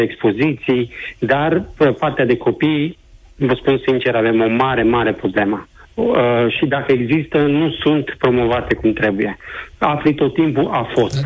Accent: Timișoara, Timiș County, Romania; sunt din Timișoara, dar când zic că sunt din Timișoara, sunt chiar timișorean, timișorean

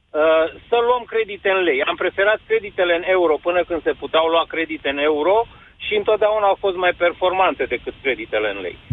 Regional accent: Romania; ne privesc că suntem români și venim dintr-o economie care șchiopătă

